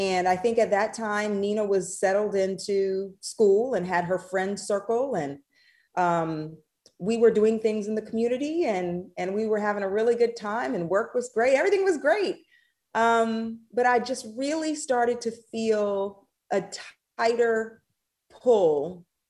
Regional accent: Thibodaux, Louisiana, United States; moved away as an adult; also born or lived in Columbus, Mississippi; now in North Carolina, United States; I'm actually from Thibodaux

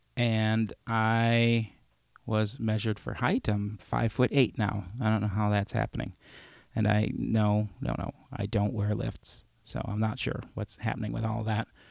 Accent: Chicago, Illinois, United States; moved away; also born or lived in Madison; I grew up in Chicago

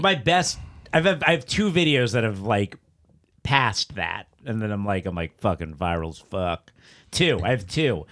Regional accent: South Florida, United States; moved away; I grew up in South Florida.

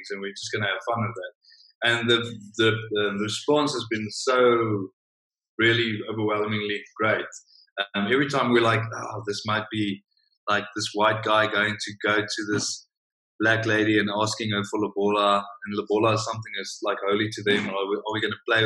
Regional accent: South Africa; being a South African in the big American system over there

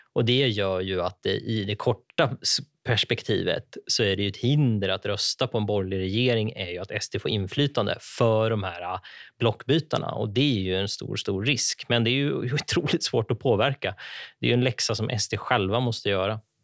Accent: Ockelbo, Gävleborg County, Sweden; moved away; jag växte upp i Ockelbo

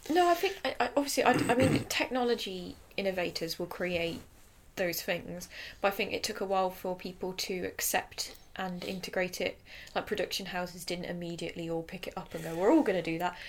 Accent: England, United Kingdom; we are English

